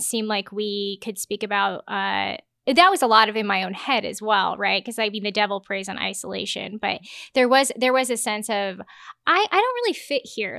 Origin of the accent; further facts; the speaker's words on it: Lincoln, Nebraska, United States; so I grew up in Lincoln, Nebraska, went to Pius High School.